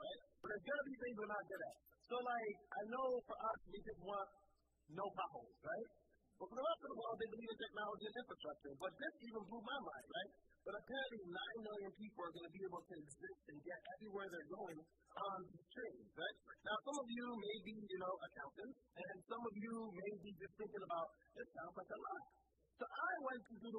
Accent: United States; I'm an American

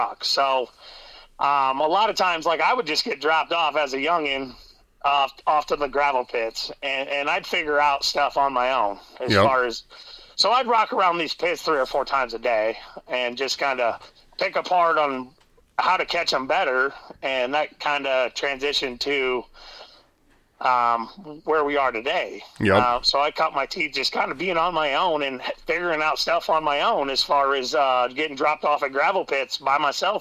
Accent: Hartley, Iowa, United States; I grew up around the Hartley Sanborn area

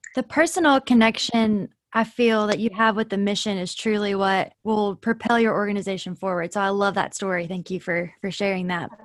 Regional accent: Winchester, Kentucky, United States; I am from Winchester, born and raised

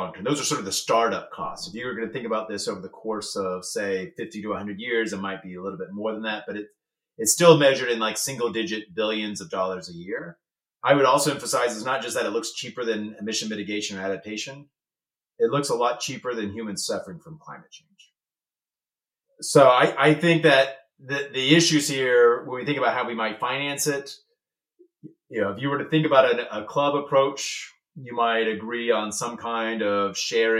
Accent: United States; as an American

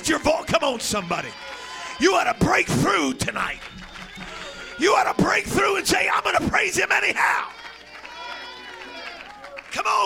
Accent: the Northwest, Pacific Northwest, United States; moved away; Now, I come from the Northwest

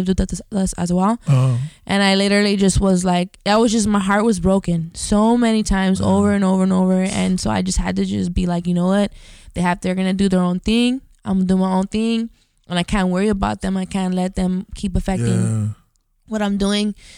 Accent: Highland Park, United States; we grew up in Highland Park

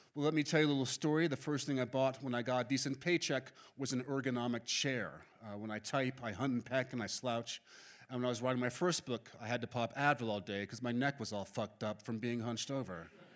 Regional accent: New York City, New York, United States; I was born and raised in Manhattan

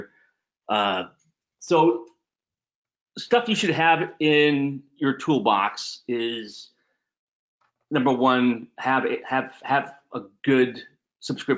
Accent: California, United States; moved away as an adult; I loved growing up in California.

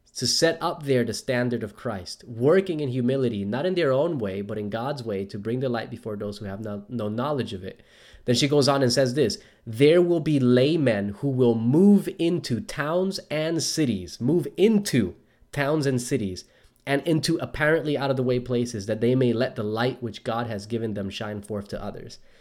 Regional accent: Newark, New Jersey, United States; now in Australia; I grew up in Newark, New Jersey, just 20 minutes south of Manhattan

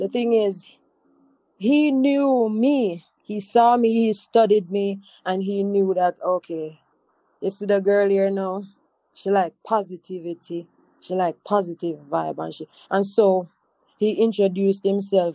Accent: Montego Bay, Saint James, Jamaica; moved away as an adult; also born or lived in Kingston; I'm from Montego Bay.

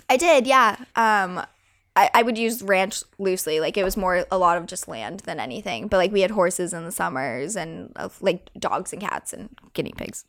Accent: Colorado, United States; growing up in Colorado and growing up on a ranch

